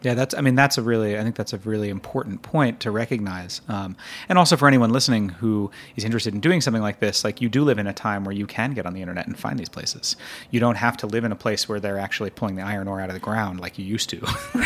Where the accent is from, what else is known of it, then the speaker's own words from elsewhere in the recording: Northeast, United States; growing up in the Northeast